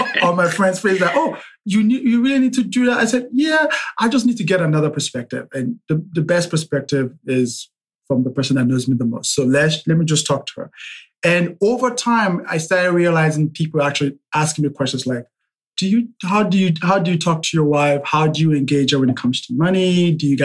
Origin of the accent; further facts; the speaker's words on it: Nigeria; I'm Nigerian.